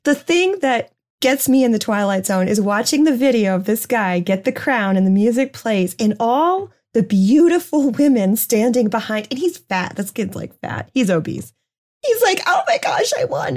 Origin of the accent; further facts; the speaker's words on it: New Hampshire, United States; moved away; my home state, the granite state of New Hampshire